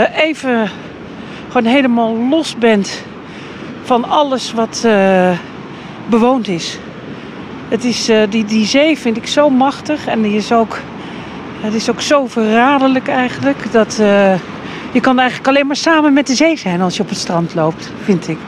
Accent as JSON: {"language": "Dutch", "town": "Hoek van Holland", "region": "South Holland", "country": "Netherlands", "tie": "born or raised there", "also_born_or_lived": "The Hague", "said": "Ik ben in uh, Hoek van Holland opgegroeid. In Den Haag geboren weliswaar"}